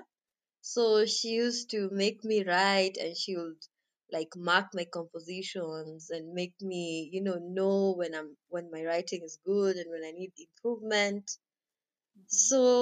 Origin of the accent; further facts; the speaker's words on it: Kenya; I'm Kenyan.